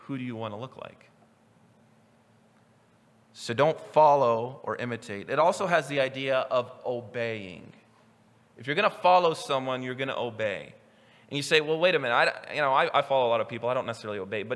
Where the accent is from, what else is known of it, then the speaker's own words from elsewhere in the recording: Newton, Kansas, United States; moved away as an adult; now in Idaho, United States; I'm from Newton, Kansas, and we have a train yard